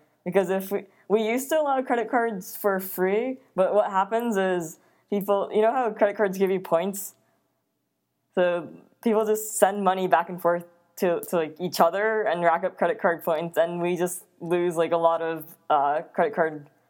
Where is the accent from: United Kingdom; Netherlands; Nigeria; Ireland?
Netherlands; also born or lived in Japan / East Coast, United States; But after Japan, my family and I, we moved to the Netherlands, and we were there for 8 years. And then we moved to the East Coast, and then I moved out to the Bay